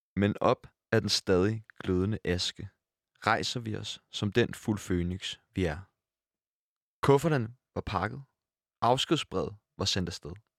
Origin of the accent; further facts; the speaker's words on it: Copenhagen, Capital Region of Denmark, Denmark; Nu er jeg jo så fra Nørrebro